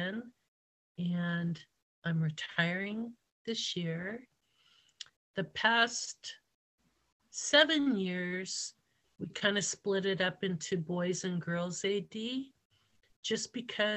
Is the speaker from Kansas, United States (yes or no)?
no; Hawaii, United States; moved away; I surfed in high school when I grew up in Hawaii